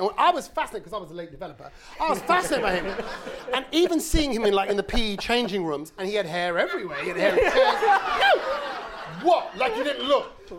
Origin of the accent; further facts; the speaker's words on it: London, United Kingdom; I'm from South London, didn't I?